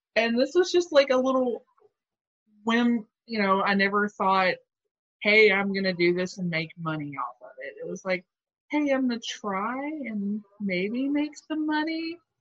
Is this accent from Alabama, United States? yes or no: yes; Alabama, United States; moved away; also born or lived in Louisville, Kentucky; the house I grew up in in Alabama